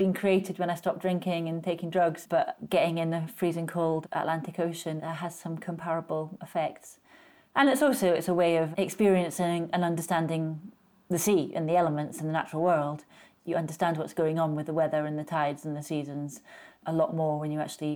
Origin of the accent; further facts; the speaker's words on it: Orkney, Scotland, United Kingdom; moved away as an adult; also born or lived in Edinburgh / London; the sheep farm where I grew up in Orkney